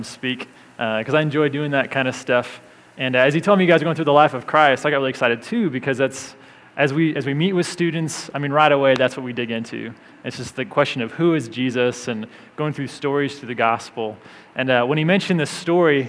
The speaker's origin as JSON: {"language": "English", "town": "Springfield", "region": "Illinois", "country": "United States", "moved": "yes", "lives_now": "Loveland, United States", "said": "I'm from Central Illinois, Springfield, Illinois"}